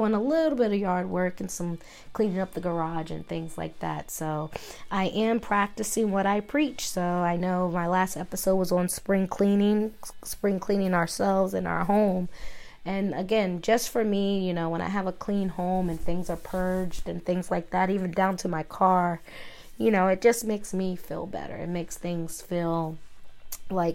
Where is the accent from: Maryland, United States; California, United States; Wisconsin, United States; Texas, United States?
Maryland, United States; moved away; I'm from Maryland, as you guys know, and I had a home in Maryland